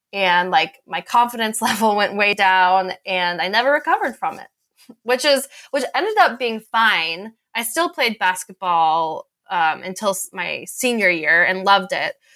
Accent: Boulder, Colorado, United States; I grew up in Boulder

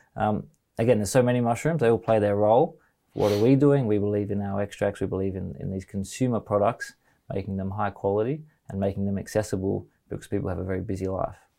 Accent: Australia; as an Australian

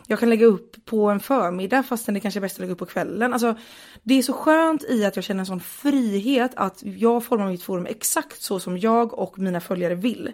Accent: Partille, Västra Götaland, Sweden; jag är uppvuxen utanför Göteborg i en kommun som heter Partille.

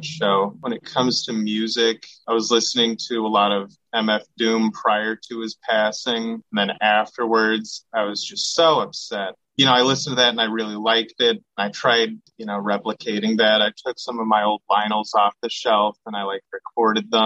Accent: Seattle, Washington, United States; I'm from Seattle.

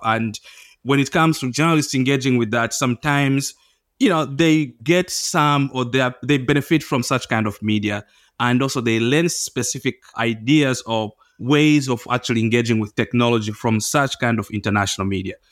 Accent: Zambia; I'm from Zambia

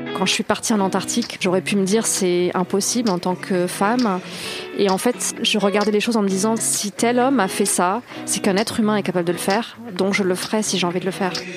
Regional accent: Toulouse, Occitania, France; also born or lived in Carcassonne; j'ai grandi euh, ensuite dans la banlieue de Toulouse

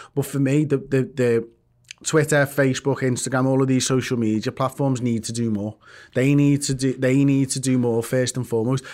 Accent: Liverpool, North West England, United Kingdom; I'm from Liverpool. I am English. Like, I was born in England

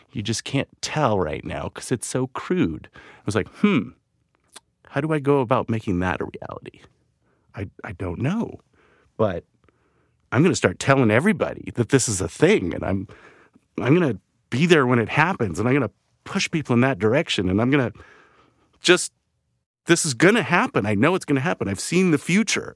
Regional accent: Vancouver, British Columbia, Canada; moved away as an adult; I grew up in Vancouver, Canada

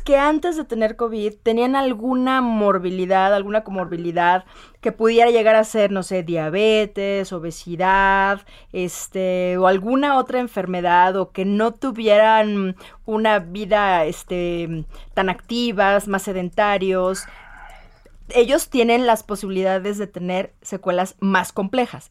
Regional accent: Morelia, Michoacán, Mexico; yo soy de Morelia

